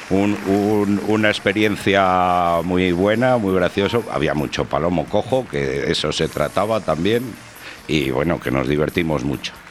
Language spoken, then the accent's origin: Spanish; Valladolid, Castile and León, Spain; Y digo, no, yo soy de Valladolid. Ah, tú eres valladoliceño.